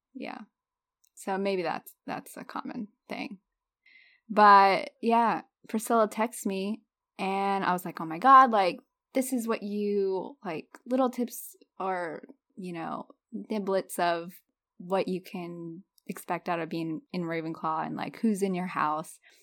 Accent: Florida, United States; moved away as an adult; now in North Carolina, United States; I'm living in North Carolina with my husband, and I'm originally from Florida

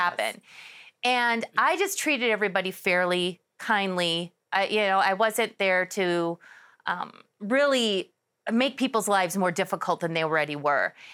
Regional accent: Milwaukee, Wisconsin, United States; moved away as an adult; now in Arizona, United States; I was born and raised in Milwaukee, Wisconsin.

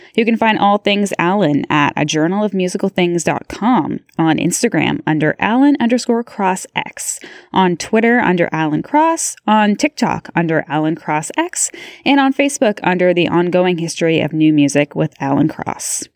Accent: Beamsville, Ontario, Canada; I'm from Beamsville, Ontario, so I know what that small town community is like for sure.

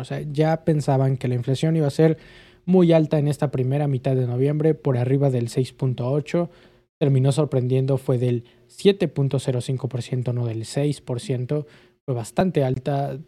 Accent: Mexico

